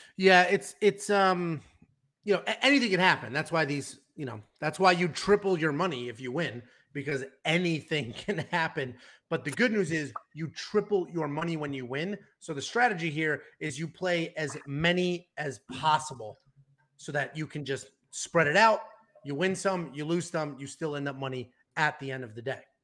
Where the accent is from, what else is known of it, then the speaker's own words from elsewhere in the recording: Connecticut, United States; We're both from Connecticut